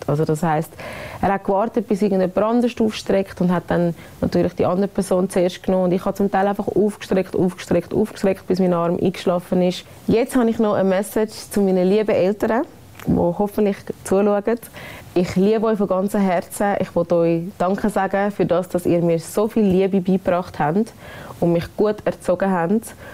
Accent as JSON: {"language": "German", "country": "Switzerland", "said": "ich bin eine stolze Schweizerin"}